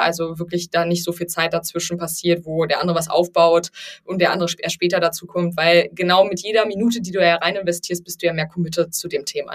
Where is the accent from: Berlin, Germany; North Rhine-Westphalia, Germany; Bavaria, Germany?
Berlin, Germany; ich bin Berlinerin